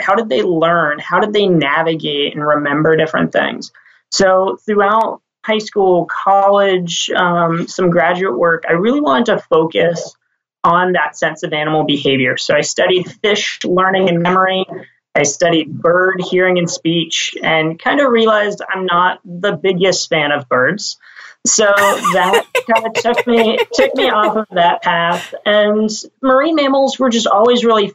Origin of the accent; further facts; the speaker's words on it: Washington, District of Columbia, United States; moved away as an adult; also born or lived in Maine / California; now in Sausalito, United States; I'm actually from the East Coast originally. So I grew up in Washington, D.C.